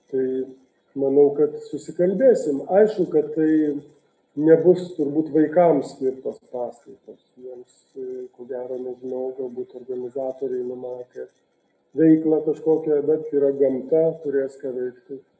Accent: Vilnius, Vilnius County, Lithuania; aš esu iš Vilniaus Bernardinų parapijos

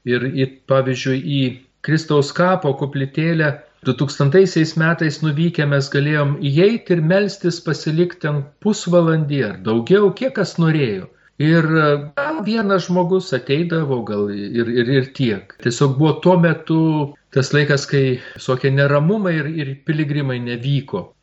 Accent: Lithuania; mes lietuviai.

